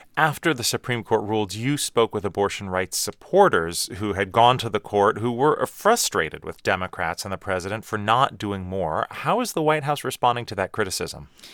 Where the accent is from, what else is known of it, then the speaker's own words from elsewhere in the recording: Portland, United States; when I grew up in Portland, summers were temperate